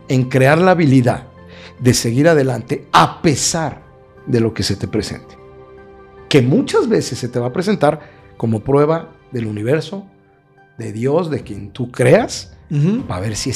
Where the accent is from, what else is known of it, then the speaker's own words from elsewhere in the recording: Querétaro, Mexico; Aquí en Querétaro. En Querétaro. Más queretano que los arcos.